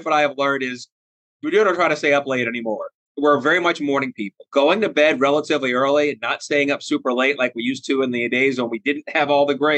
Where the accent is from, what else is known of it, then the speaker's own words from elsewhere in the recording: Annapolis, Maryland, United States; moved away as an adult; now in Ohio, United States; I'm an Annapolis native, born and raised in Annapolis